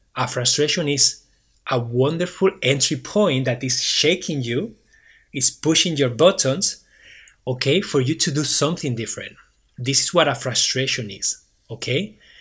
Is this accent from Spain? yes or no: yes; Barcelona, Catalonia, Spain; English is a second language; now in Waterloo, Canada; I am originally from Barcelona, Spain.